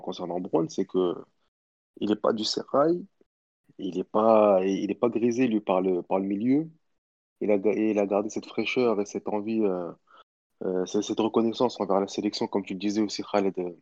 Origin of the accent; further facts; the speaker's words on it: Tunisia; en tant, que, en tant que Tunisien